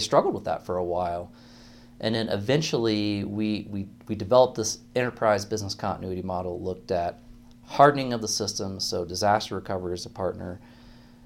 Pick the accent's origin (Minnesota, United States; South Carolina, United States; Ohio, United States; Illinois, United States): Ohio, United States; Northern; moved away as an adult; now in Colorado, United States; I grew up in Northern Ohio